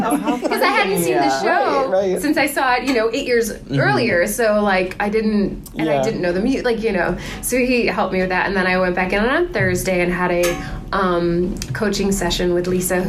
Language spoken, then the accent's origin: English; Connecticut, United States; moved away as an adult; also born or lived in Los Angeles; now in New York, United States; I'm from Connecticut